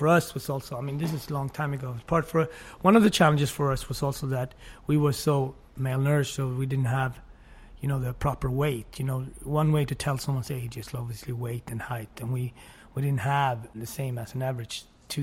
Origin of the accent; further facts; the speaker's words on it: Sweden; English is a second language; also born or lived in Switzerland; now in Harlem, United States; I loved growing up in Sweden.